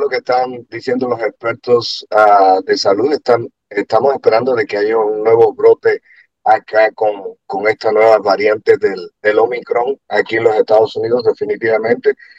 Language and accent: Spanish; Cuba; moved away; yo vengo de un país donde existe eso, así que me ha tocado, aquellos que, no saben que soy cubano, ah, me ha tocado vivir una cosa así donde no tienes ah, la libertad